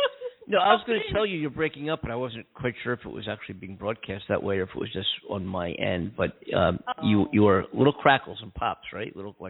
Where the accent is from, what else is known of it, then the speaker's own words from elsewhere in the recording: Philadelphia, Pennsylvania, United States; now in Los Angeles, United States; my hometown here in L.A. I'm a big Dodgers fan. But my hometown, my roots are in Philadelphia